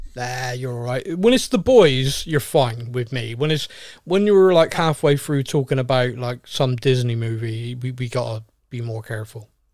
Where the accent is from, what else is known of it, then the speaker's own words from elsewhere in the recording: United Kingdom; We're very British.